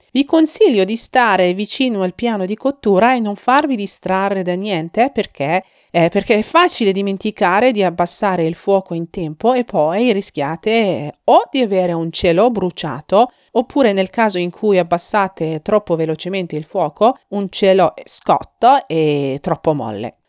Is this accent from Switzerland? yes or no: no; Iran